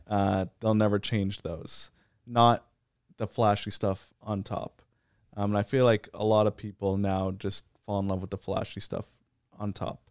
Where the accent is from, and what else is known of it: Canada